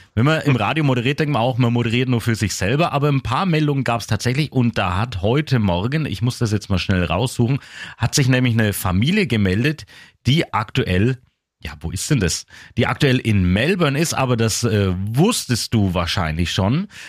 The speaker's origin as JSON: {"language": "German", "town": "Küps", "region": "Bavaria", "country": "Germany", "tie": "born or raised there", "said": "meine Heimat, über Küps"}